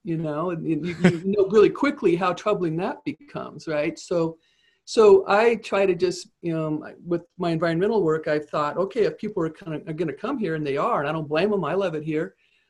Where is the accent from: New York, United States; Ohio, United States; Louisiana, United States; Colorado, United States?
Colorado, United States; Green Mountain, west of Denver; So I grew up here in Colorado, and it's changed massively over the course of my lifetime.